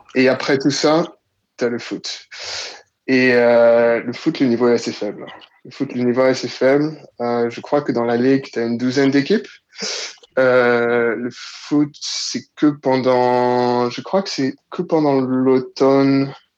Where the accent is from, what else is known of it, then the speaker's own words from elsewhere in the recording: Côte d’Ivoire; moved away as an adult; also born or lived in Paris, France; now in Sydney, Australia; À la base, je suis de Côte d'Ivoire, donc j'ai euh, grandi en Côte d'Ivoire